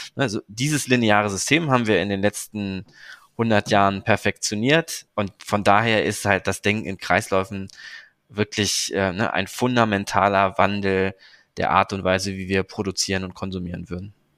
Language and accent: German; Cologne, North Rhine-Westphalia, Germany; aus dem Krankenhaus in Köln, wo ich geboren bin